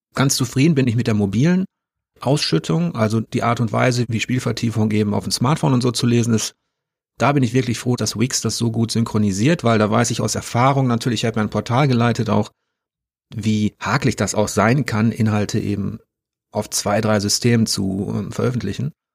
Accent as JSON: {"language": "German", "region": "North Rhine-Westphalia", "country": "Germany", "said": "als Westfale"}